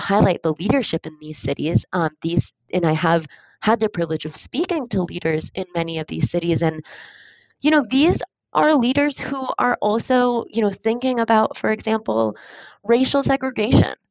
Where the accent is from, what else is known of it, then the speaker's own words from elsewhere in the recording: Michigan, United States; I was born and raised in Michigan, and I spent my summers in Ontario